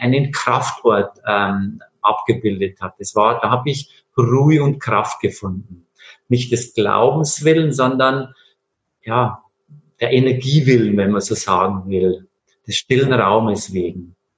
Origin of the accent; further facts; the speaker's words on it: Bavaria, Germany; ich bin äh, in Bayern aufgewachsen